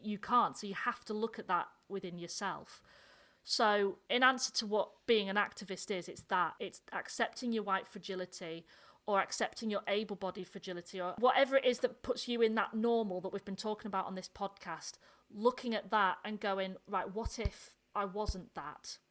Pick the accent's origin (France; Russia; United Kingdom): United Kingdom; the north of England; accent: northern; my northern accent